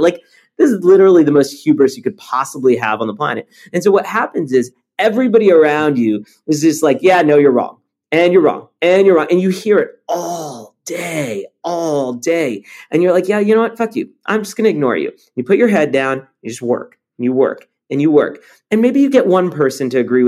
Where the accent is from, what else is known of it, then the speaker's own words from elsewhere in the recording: Los Angeles, California, United States; English is a second language; also born or lived in Paris, France; growing up